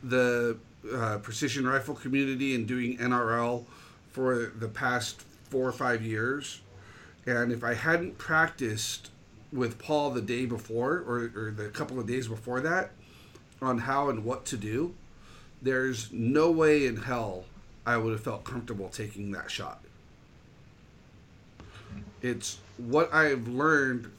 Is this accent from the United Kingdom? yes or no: no; California, United States; I'm from California.